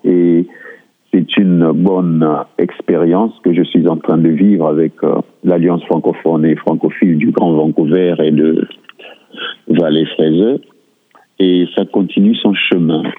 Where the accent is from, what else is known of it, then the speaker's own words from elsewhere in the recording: Republic of the Congo; moved away as an adult; now in Surrey, Canada; Je suis du Congo-Brazzaville et je suis arrivé au Canada en 2001